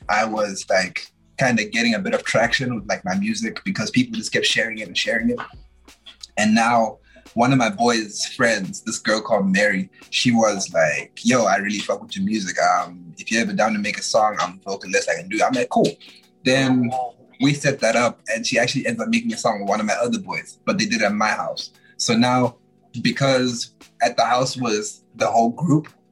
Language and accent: English; Zimbabwe; now in Canada; I'm from Zimbabwe